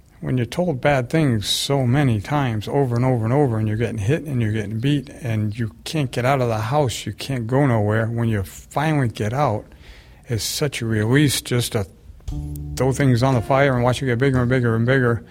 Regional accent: Littleton, United States; I'm from Littleton

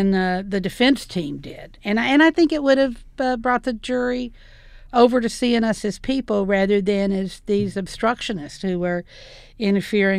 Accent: the South, United States; I'm from the South, obviously, and growing up, we always went to the Mid-South Fair

